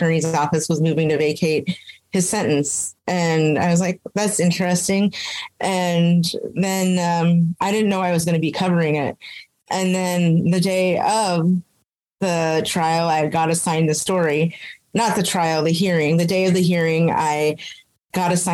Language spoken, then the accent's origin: English; Anchorage, Alaska, United States; moved away as an adult; also born or lived in Roswell, New Mexico / Las Cruces; I reverted in my hometown of Anchorage